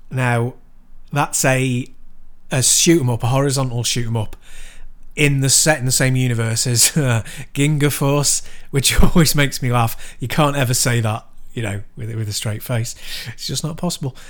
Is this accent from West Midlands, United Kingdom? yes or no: no; Chester, North West England, United Kingdom; my hometown, Chester